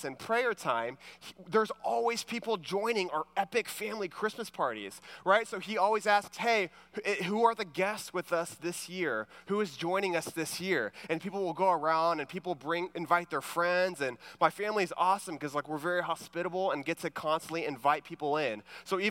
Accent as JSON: {"language": "English", "town": "Houston", "region": "Texas", "country": "United States", "said": "I'm from the Houston area"}